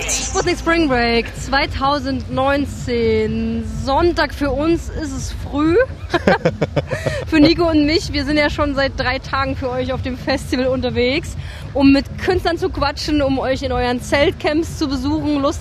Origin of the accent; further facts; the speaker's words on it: Cottbus, Brandenburg, Germany; Ich komme aus Cottbus.